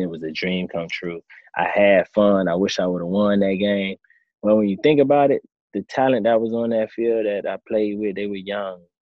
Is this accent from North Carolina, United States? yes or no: no; Miami, Florida, United States; now in Tampa, United States; in Miami, my hometown.